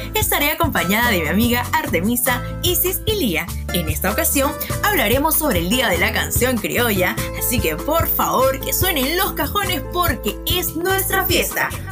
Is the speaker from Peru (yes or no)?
yes; Peru; como peruanos que somos